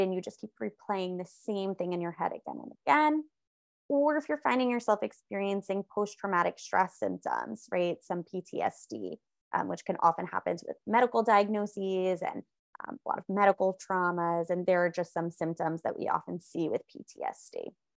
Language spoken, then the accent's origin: English; New York, United States; I am a New Yorker. I live, like, right outside of Manhattan